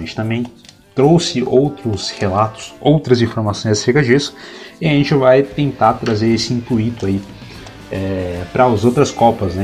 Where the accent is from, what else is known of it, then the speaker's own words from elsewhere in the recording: São Paulo, Brazil; moved away; also born or lived in Minas Gerais; Eu morava em Minas Gerais e eu acabei voltando para São Paulo, né? Eu nasci em São Paulo e tenho parte da minha família lá, morando lá na, na capital paulista